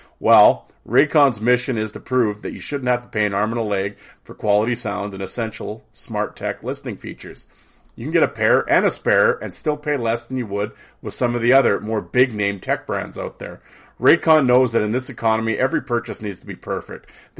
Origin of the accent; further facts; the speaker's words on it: Saskatchewan, Canada; But we talk about, growing up in Saskatchewan, playing for the Saskatoon Contacts.